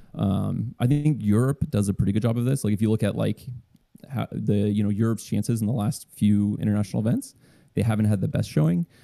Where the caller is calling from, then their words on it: Sacramento, California, United States; calling from Sacramento, California